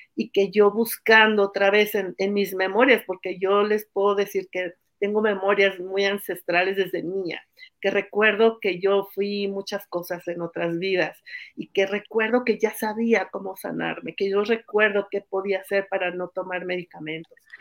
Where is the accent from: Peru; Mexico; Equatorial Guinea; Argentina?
Mexico; Mexico City; moved away as an adult; also born or lived in Oaxaca; Nací hace 57 años en la Ciudad de México